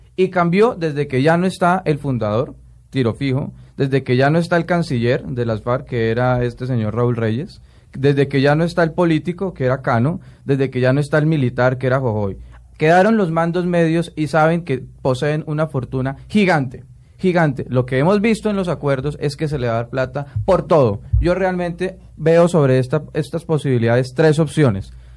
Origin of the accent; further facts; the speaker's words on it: Colombia; yo le puedo responder como colombiano